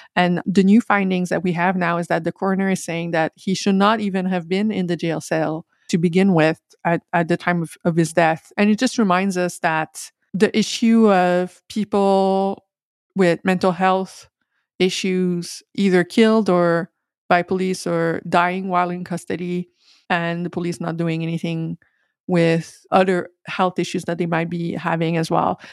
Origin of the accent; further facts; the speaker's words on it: Quebec, Canada; I'm from Quebec